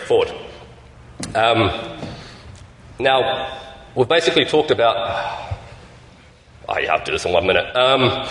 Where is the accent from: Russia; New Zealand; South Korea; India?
New Zealand; I'm from New Zealand